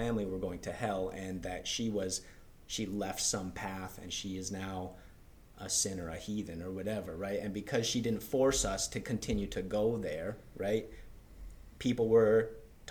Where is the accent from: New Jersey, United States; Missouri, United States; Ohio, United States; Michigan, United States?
Michigan, United States; Hancock; moved away as an adult; also born or lived in Prague, Czech Republic / Spain; I'm from Hancock. We grew up, our fathers were good friends from the UP